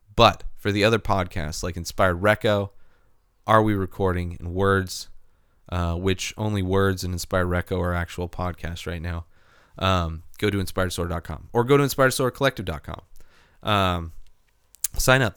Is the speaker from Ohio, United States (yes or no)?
no; San Diego, California, United States; I am a pussy from San Diego, grown up in California.